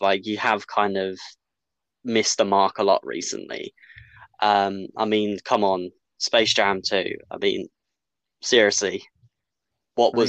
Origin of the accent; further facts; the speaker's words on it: United Kingdom; we're not American. So we don't, like in the UK